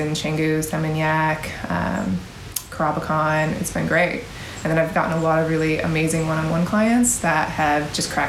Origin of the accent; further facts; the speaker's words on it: New York, United States; moved away; I am originally from New York.